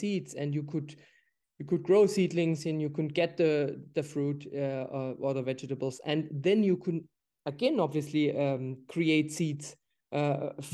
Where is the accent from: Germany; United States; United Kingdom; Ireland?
Germany; moved away; I'm from Germany originally.